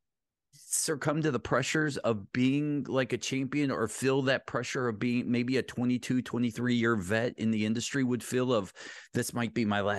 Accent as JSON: {"language": "English", "town": "Ellenwood", "region": "Georgia", "country": "United States", "tie": "born or raised there", "said": "I grew up in Ellenwood, Georgia, Clayton County area"}